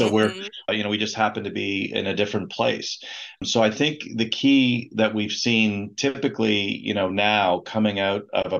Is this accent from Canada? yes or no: yes; Canada; also born or lived in Moscow, Russia / Beijing, China; I'm actually a Canadian physician, but done a lot of my work internationally.